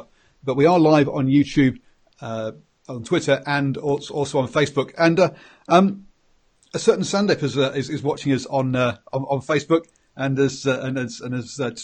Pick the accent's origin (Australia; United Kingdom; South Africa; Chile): United Kingdom; England; accent: English; If you can't tell by my accent, yes, I'm English